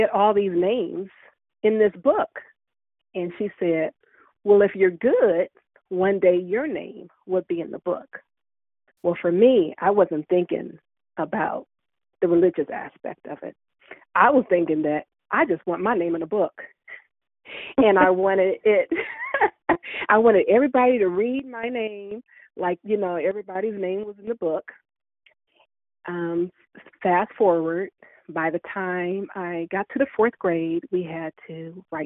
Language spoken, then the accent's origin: English; Columbus, Ohio, United States; I grew up in the Linden area here in Columbus, Ohio